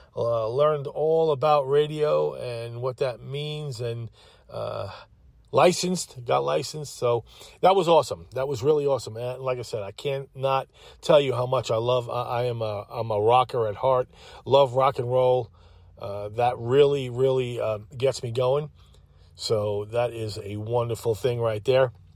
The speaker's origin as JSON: {"language": "English", "town": "Holbrook", "region": "New York", "country": "United States", "tie": "born or raised there", "also_born_or_lived": "Greensboro, North Carolina", "moved": "as an adult", "lives_now": "Winston-Salem, United States", "said": "I came from Long Island. Holbrook, Holbrook, Long Island"}